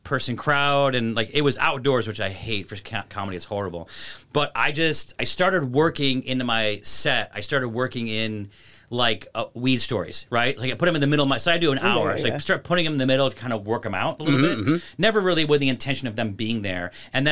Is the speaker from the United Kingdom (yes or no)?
no; Syracuse, New York, United States; I'm like, Syracuse